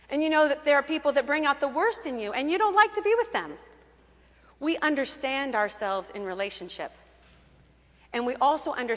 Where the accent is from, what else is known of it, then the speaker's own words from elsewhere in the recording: Kentucky, United States; moved away; I grew up in Kentucky, the daughter of a Methodist minister. We always lived in rural areas of Kentucky